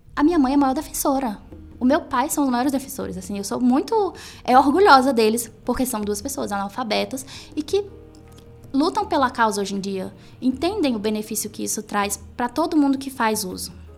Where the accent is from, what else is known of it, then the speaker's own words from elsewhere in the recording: Piauí, Brazil; moved away; eu venho do Nordeste, eu venho do Piauí